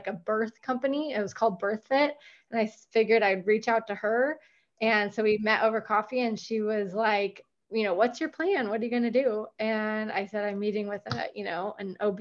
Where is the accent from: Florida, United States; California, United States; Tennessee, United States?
California, United States; Sonoma County; now in Dripping Springs, United States; I'm from Sonoma County, but I live in right in the outskirts of Austin, Texas. I live in Dripping Springs, Texas now